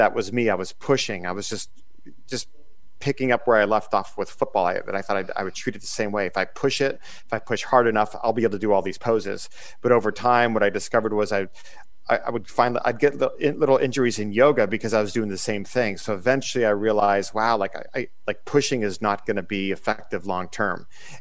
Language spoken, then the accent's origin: English; Erie, Pennsylvania, United States; I'm originally from Erie, Pennsylvania